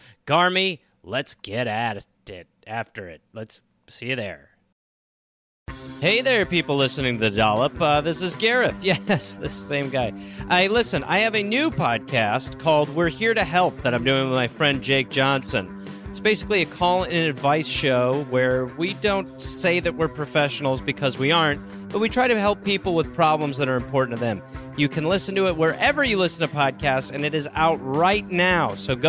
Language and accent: English; England, United Kingdom; I'm English with a Welsh name.